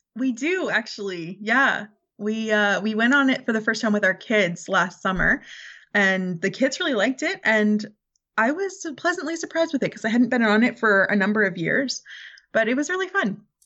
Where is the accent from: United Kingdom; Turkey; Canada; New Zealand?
Canada; I'm Canadian